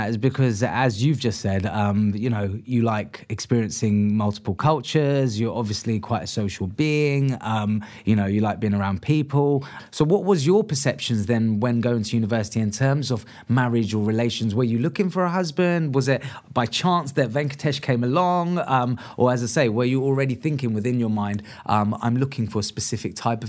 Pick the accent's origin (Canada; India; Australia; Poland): India; Because I'm Indian myself, so I'm an Indian Muslim. I'm an anomaly to you, then, or your family, right? Because, as I say, like, I'm not Pakistani, but I am Indian.